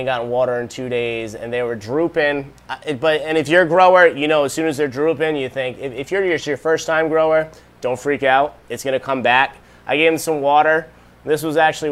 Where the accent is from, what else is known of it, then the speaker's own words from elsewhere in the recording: Rhode Island, United States; moved away; I'm originally from Rhode Island